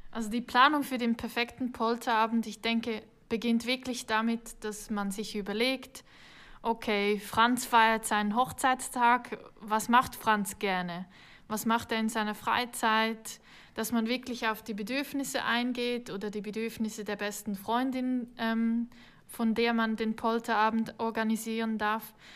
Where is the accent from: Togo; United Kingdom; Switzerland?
Switzerland; accent: Swiss; wie man vielleicht hört, bin ich keine Deutsche. Ich komme aus der Schweiz, ich bin hier geboren